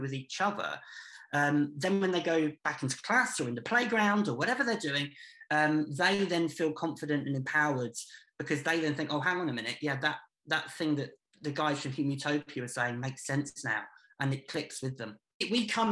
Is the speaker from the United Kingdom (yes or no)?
yes; Peterborough, East of England, United Kingdom; I've grown up here. I grew up in Eastfield and then Dogsthorpe